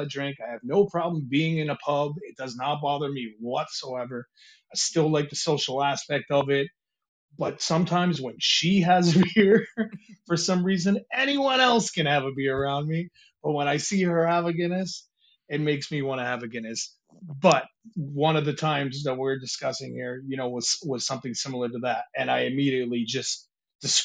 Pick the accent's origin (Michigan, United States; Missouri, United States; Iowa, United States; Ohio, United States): Michigan, United States; moved away as an adult; I grew up in Michigan. And when we moved over here, I think I was 18, just turning 19